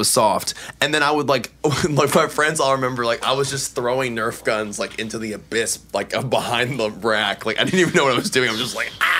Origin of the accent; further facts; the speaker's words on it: Washington, District of Columbia, United States; also born or lived in Northern Virginia; I'm from D.C.